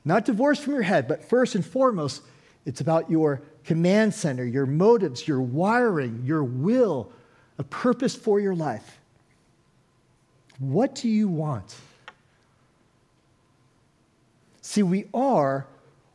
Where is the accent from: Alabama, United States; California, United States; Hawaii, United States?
California, United States; Oakland; I'm from Oakland, California